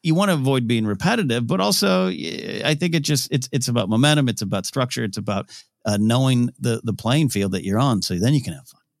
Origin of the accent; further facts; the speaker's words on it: Central Coast, California, United States; moved away; in my hometown, but it was Central Coast Film Society